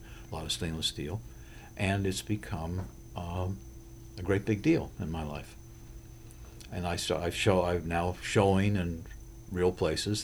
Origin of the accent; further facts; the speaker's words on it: Connecticut, United States; We're from Connecticut